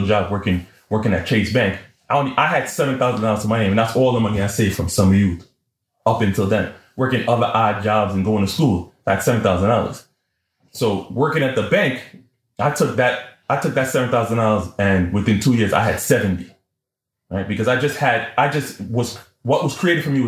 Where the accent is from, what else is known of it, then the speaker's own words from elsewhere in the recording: New York City, New York, United States; I'm from East Flatbush